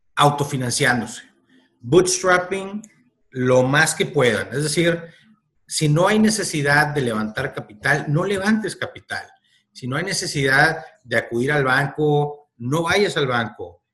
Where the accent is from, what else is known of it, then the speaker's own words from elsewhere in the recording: northern Mexico, Mexico; como buen norteño, y norteño quiero decir en todo México, como buen norteño